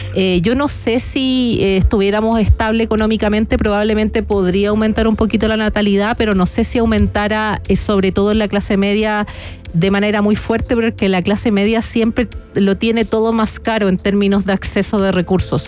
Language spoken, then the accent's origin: Spanish; Chile; como chilenos